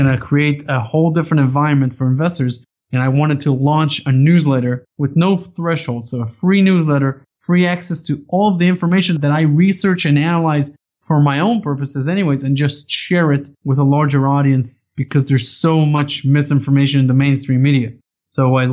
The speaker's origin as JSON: {"language": "English", "country": "Israel", "tie": "born or raised there", "said": "I grew up in Israel"}